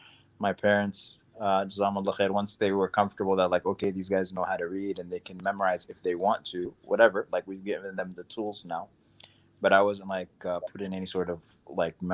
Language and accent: English; New York City, New York, United States; also born or lived in Sudan; I grew up in Queens, New York